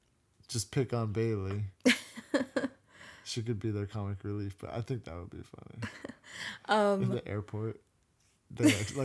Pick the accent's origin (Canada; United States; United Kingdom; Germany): Canada; We're Canadian.